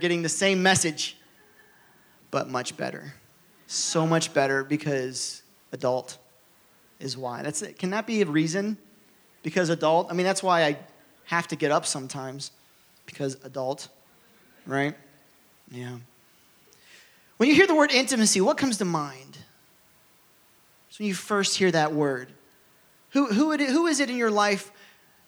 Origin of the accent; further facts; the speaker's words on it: Ohio, United States; moved away; So I'm from Ohio